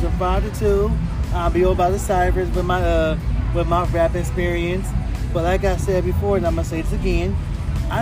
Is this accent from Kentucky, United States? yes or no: no; Oakland, California, United States; I was born and raised here in Oakland